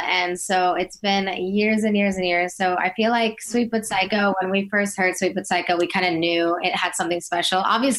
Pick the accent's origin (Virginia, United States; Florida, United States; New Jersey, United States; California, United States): Virginia, United States; also born or lived in Albania; Originally Albania, but, you know, I grew up in Virginia.